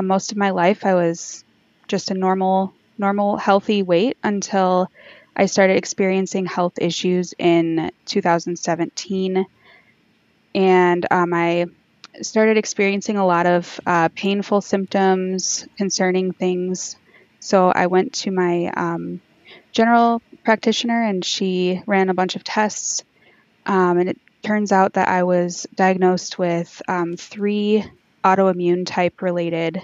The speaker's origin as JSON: {"language": "English", "region": "Michigan", "country": "United States", "said": "I'm from Michigan, USA"}